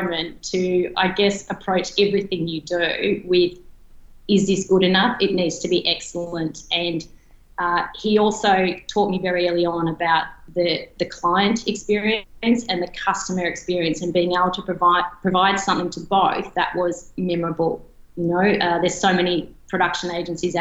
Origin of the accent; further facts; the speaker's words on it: Albury, New South Wales, Australia; So I grew up in Albury. Some may call that Albury Wodonga, but I was definitely on the Albury side of the river. I grew up on a farm